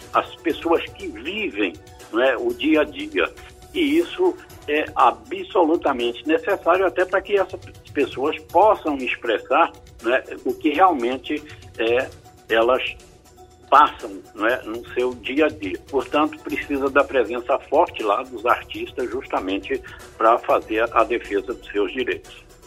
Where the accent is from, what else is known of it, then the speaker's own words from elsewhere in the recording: Estrela do Sul, Minas Gerais, Brazil; also born or lived in Uberlândia; now in Recife, Brazil; Eu sou, eu sou de Minas Gerais, eu nasci em Uberlândia, mas fui criado num lugar chamado Estrela do Sul